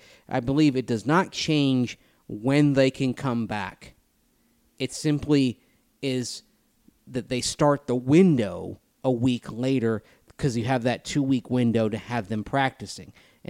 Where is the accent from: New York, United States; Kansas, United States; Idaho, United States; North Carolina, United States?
Kansas, United States; Hoxie; now in Colby, United States; I'm obviously from the great state of Kansas. Hoxie is my hometown. Now live 30 miles west in Colby, which, as Mace knows, is on I-70.